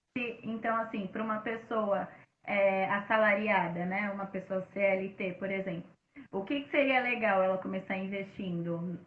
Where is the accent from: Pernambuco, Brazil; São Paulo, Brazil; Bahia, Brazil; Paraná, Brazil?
São Paulo, Brazil; eu sou da Zona Leste, morava em São uhum. Mateus